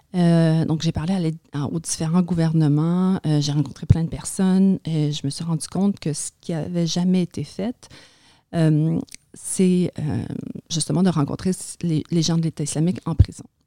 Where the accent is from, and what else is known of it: Montreal, Quebec, Canada; born or raised there; French is a second language; also born or lived in a Kurdish village, Turkey